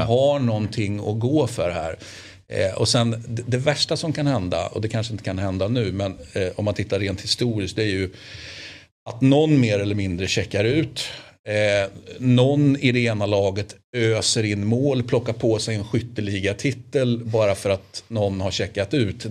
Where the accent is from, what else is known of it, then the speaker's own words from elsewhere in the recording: Sweden; som svensk